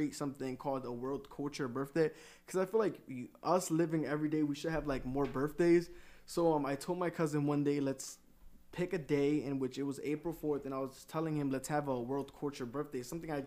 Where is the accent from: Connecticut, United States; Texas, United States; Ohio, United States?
Connecticut, United States; born or raised there